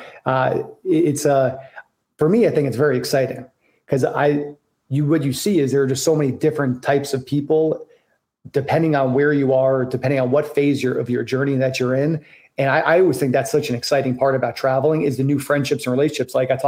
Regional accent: New York, United States; moved away as an adult; also born or lived in Boston; I went to college in Boston. I grew up in New York

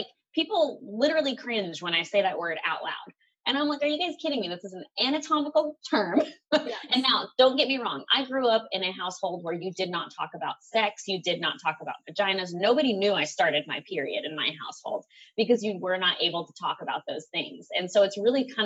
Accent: Tennessee, United States; I'm from Tennessee

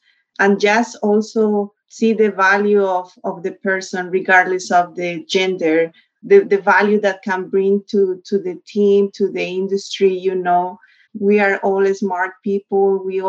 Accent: Bogota, Colombia; English is a second language; moved away as an adult; also born or lived in Illinois; I grew up in Bogota, I'm from a big city

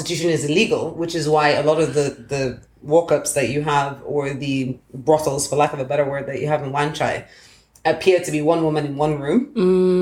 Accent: Lagos, Nigeria; moved away; also born or lived in United Kingdom / United States; growing up in Lagos and then spending some time in the UK and the States

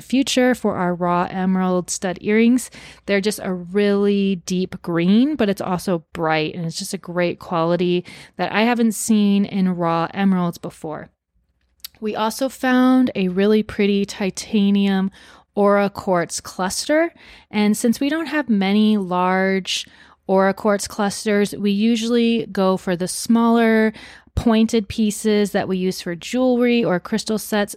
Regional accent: Arizona, United States; my home state of Arizona

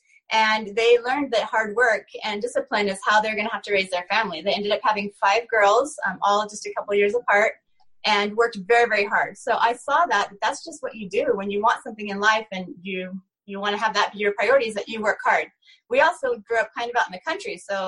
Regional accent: Oregon, United States; now in Utah, United States; In Oregon. It's a small little, about 1,500 people in my town.

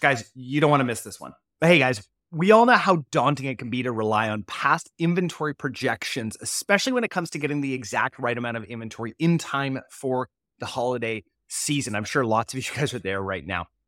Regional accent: Canada; as a Canadian

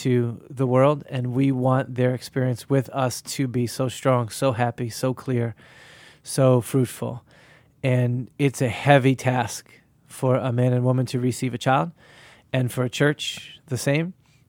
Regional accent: Boston, Massachusetts, United States; And just being Bostonian, part of it is in the summertime, we want to be out.

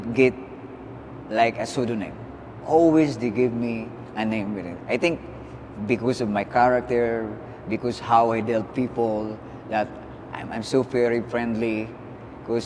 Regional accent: Philippines; being a Filipino

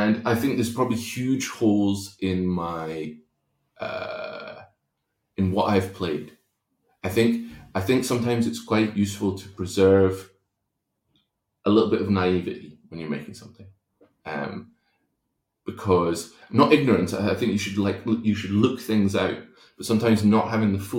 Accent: Kingdom of Fife, Scotland, United Kingdom; also born or lived in Spain; when we moved to Scotland from Spain, grew up in a place called the Kingdom of Fife

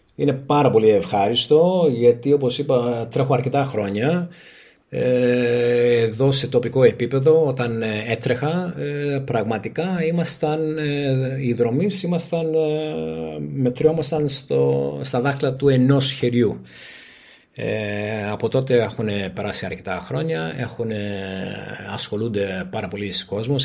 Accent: Greece; είμαστε από την Ελλάδα και εγώ και η σύζυγός μου

